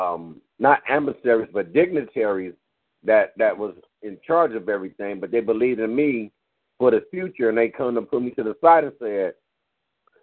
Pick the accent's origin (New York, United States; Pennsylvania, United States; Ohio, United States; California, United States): California, United States; Los Angeles; also born or lived in Compton, California; I was born in Washington, L.A. You know what I'm saying? I was raised in L.A.